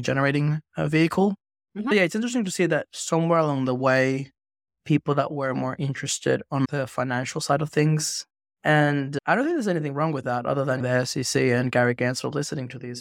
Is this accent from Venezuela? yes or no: yes; Venezuela; I grew up in Venezuela